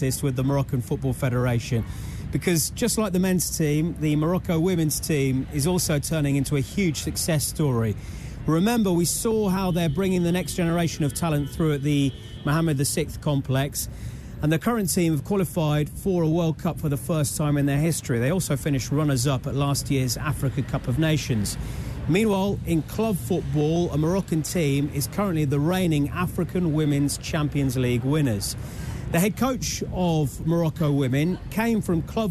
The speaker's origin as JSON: {"language": "English", "region": "England", "country": "United Kingdom", "said": "my home country, England"}